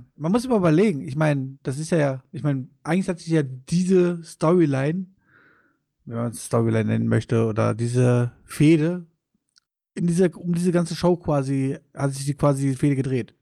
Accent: Wuppertal, North Rhine-Westphalia, Germany; bei uns in Wuppertal

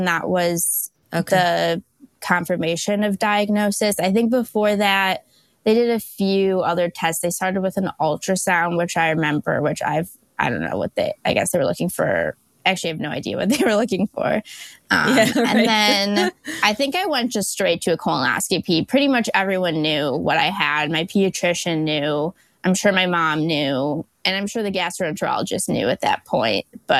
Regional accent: West Bloomfield, Michigan, United States; I'm from West Bloomfield, Michigan. I'm a double graduate from the University of Michigan.

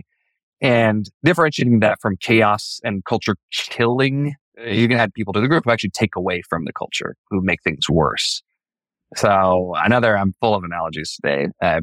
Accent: Idaho, United States; born or raised there

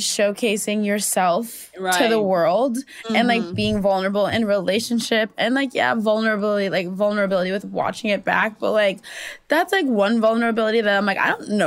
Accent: Minnesota, United States; accent: Minnesota; we both have Minnesota accents.

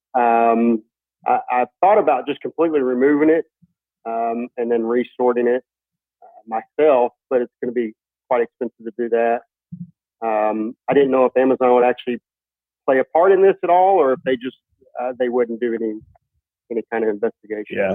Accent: Fort Worth, Texas, United States; I'm from Fort Worth, Texas

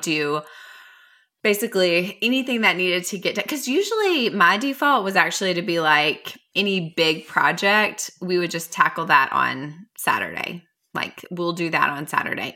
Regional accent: Mount Juliet, Tennessee, United States; Nate Bargatze talks about our hometown in one of his Netflix specials

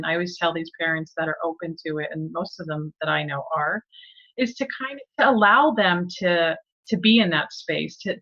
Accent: East coast of New Jersey, United States; growing up in the East coast of New Jersey

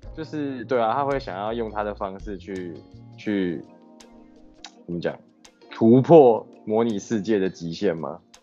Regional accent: Taiwan; 我们台湾人

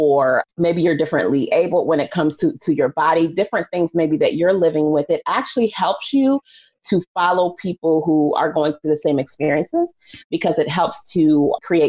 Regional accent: United States; as an American culture

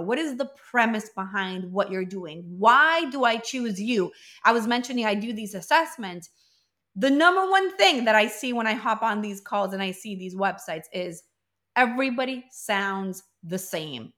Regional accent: Venezuela; also born or lived in Colombia; we're from Venezuela, but we were in Colombia

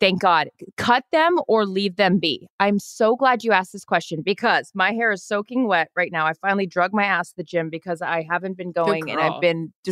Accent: Seattle, Washington, United States; growing up in Seattle, it was like half the house of my house was Washington Huskies and half of them were Cougars

